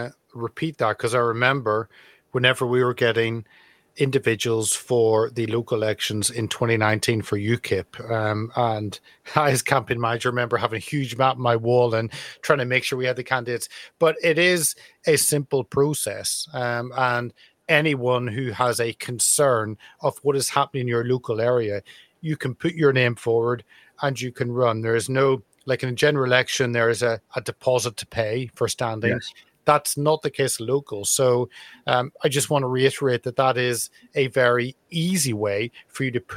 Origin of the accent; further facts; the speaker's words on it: United Kingdom; I think it's the right thing to do as a citizen, as a British citizen, to actually put yourself forward and do that.